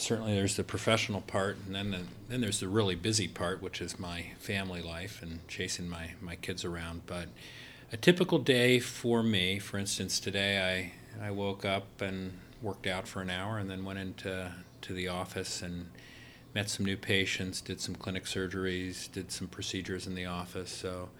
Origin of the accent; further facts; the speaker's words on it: Upper Arlington, Ohio, United States; also born or lived in New York / Texas / Baltimore / Chicago; But I was born in New York. Then we moved to Texas, and then we moved to Baltimore, and then we moved to Chicago, and then we moved eventually back to Upper Arlington.